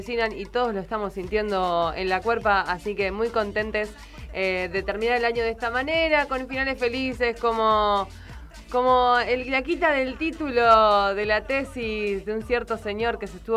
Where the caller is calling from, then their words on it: Bariloche, Río Negro, Argentina; de Bariloche